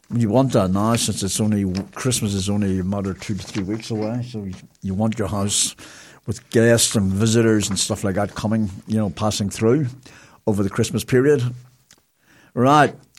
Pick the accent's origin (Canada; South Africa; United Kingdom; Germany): United Kingdom; Belfast, Northern Ireland; now in New Zealand; I'm from Belfast